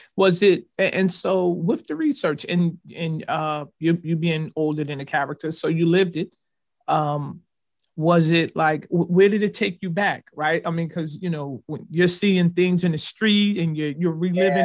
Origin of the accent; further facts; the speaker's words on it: Newark, New Jersey, United States; also born or lived in Irvington, New Jersey; I grew up in Newark and part of Irvington